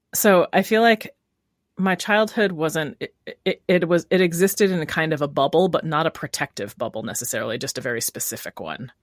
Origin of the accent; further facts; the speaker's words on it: Rochester, New York, United States; moved away as an adult; also born or lived in Brooklyn, New York; now in Oakland, United States; Originally from Rochester, New York, and then I lived in Brooklyn for seven years before I came to Oakland.